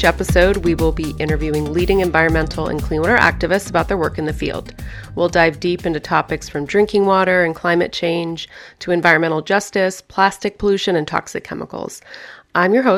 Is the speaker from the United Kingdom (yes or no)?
no; Germany; moved away; I grew up in Germany.